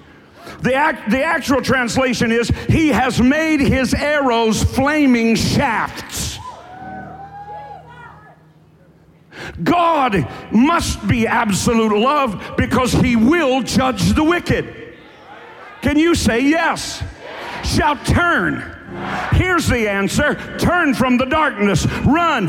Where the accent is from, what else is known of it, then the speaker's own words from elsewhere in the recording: Warfield, Kentucky, United States; I'm from Eastern Kentucky